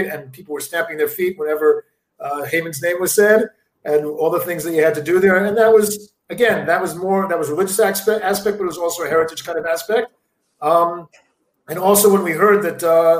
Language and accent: English; United States; now in Israel; I was born in America